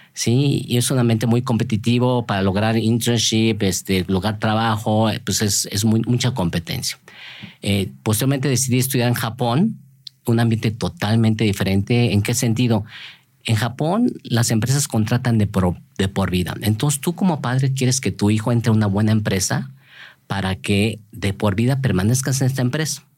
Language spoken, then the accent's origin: Spanish; Mexico; moved away as an adult; also born or lived in Berkeley, United States / Japan; como los mexicanos